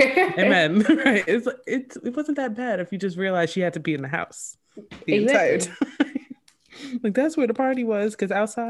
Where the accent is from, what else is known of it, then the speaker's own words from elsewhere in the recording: New York, United States; I grew up in New York